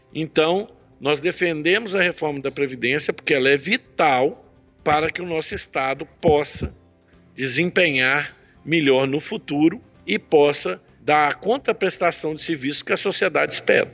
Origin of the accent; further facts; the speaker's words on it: Belo Horizonte, Minas Gerais, Brazil; also born or lived in Australia; now in Nova Lima, Brazil; Eu sou de Belo Horizonte, a nossa indústria no Barreiro. Atualmente eu moro em Nova Lima, mas nasci aqui em Belo Horizonte